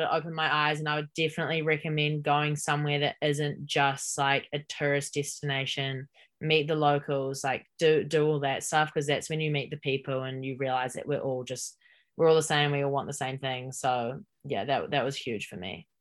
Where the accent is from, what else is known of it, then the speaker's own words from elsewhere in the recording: Hamilton, Waikato, New Zealand; moved away as an adult; also born or lived in Auckland, New Zealand / Texas, United States; I'm born and raised in Hamilton